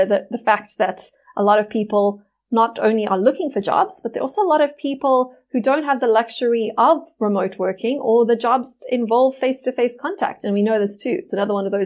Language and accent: English; South Africa; as a South African